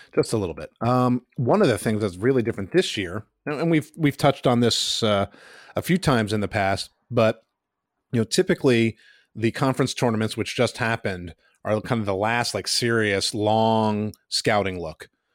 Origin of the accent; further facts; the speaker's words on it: Pittsburgh, Pennsylvania, United States; my hometown school, the Pitt Panthers